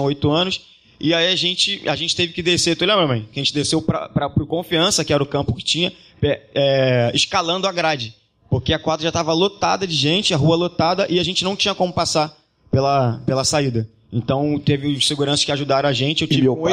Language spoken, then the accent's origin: Portuguese; Rio de Janeiro, Brazil; a gente nasceu na Silva Teles, a gente nasceu praticamente do lado da quadra do Salgueiro